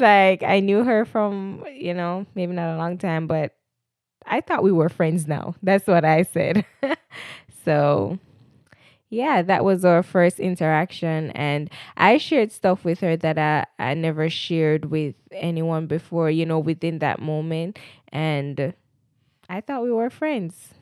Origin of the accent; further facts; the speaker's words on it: Jamaica; moved away as an adult; I'm a Jamaican. I recently migrated in twenty eighteen